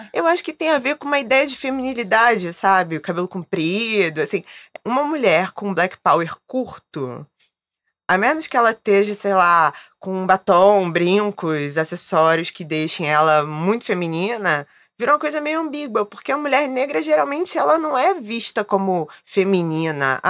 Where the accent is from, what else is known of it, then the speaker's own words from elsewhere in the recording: Rio de Janeiro, Brazil; Sou carioca